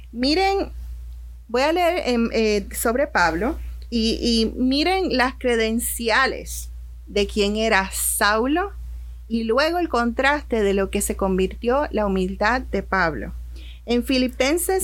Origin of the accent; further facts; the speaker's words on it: Puerto Rico; moved away as an adult; now in Orlando, United States; Cuando yo llegué aquí a, Orlando, en mi país, en Puerto Rico